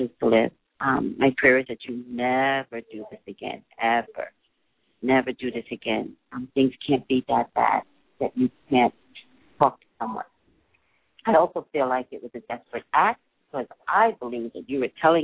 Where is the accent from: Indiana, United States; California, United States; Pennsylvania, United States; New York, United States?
New York, United States; I'm a native New Yorker